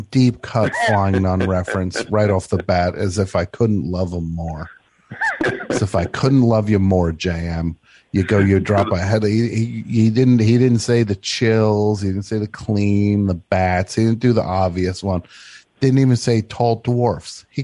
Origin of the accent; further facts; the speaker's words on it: New Jersey, United States; moved away; Well, look, I, I'm from New Jersey.